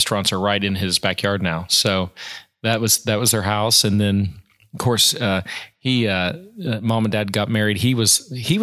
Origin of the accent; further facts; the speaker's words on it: Oklahoma City, Oklahoma, United States; I was born in Oklahoma City, grew up here